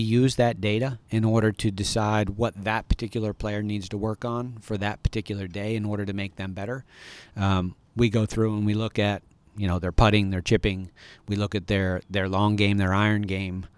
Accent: near Ithaca, Elmira area, upstate New York, United States; moved away; grew up in a very small high school in rural upstate New York

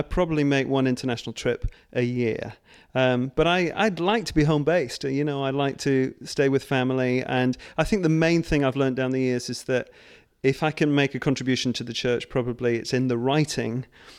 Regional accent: Scotland, United Kingdom; born there; Actually, I was born in Scotland.

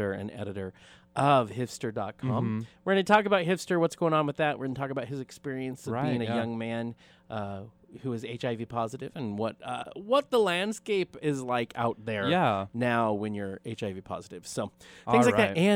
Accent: Wenatchee, Washington, United States; now in Spokane, United States; I come from Wenatchee

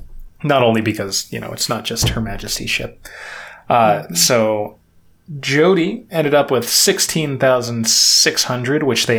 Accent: United States; because we're American

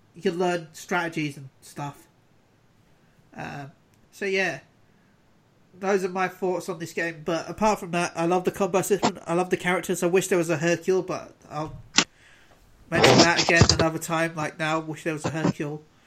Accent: United Kingdom; as a British person

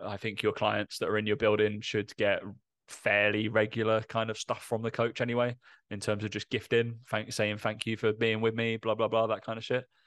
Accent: Essex, East of England, United Kingdom; accent: Essex; my Essex accent comes out every now and again

